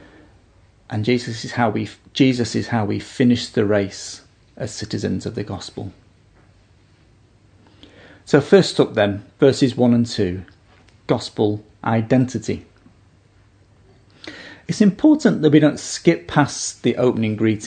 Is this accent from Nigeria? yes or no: no; United Kingdom; now in Australia; I'm a naturalised citizen of Australia, and here's my certificate to prove it. I'm also a British citizen